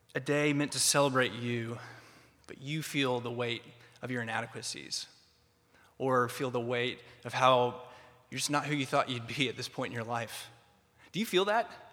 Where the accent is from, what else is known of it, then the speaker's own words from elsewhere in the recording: Atlanta, Georgia, United States; moved away as an adult; now in Philadelphia, United States; I grew up in a suburb of Atlanta